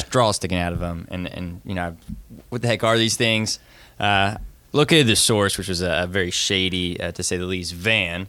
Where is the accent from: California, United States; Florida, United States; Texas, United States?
Florida, United States; Northwest; I'm from Northwest Florida.